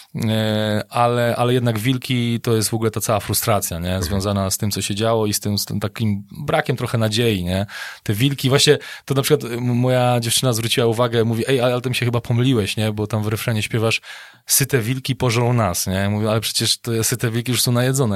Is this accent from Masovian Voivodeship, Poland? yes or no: no; Wołów, Lower Silesian Voivodeship, Poland; ja jestem z Wołowa na Dolnym Śląsku